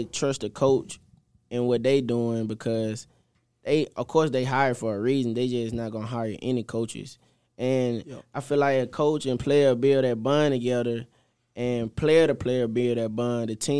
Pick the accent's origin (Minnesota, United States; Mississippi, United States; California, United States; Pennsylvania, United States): Mississippi, United States; Like, I don't mind being from home, but I'm from Mississippi and Illinois. That's a big jump. And they're really my first time just out of state, staying out of state for this long.